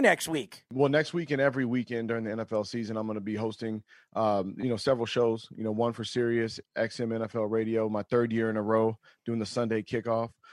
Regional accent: Sacramento, California, United States; where I was born in Sacramento

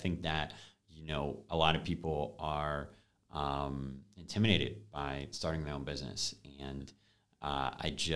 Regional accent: Binghamton, New York, United States; I actually went back to my hometown, to Binghamton University

